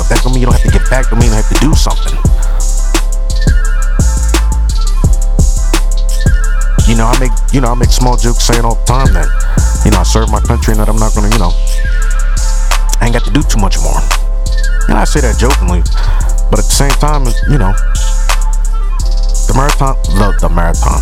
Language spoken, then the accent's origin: English; Philadelphia, Pennsylvania, United States; also born or lived in Delaware County, Pennsylvania; I was born in the city of Philadelphia. Albert Einstein Medical motherfucking Center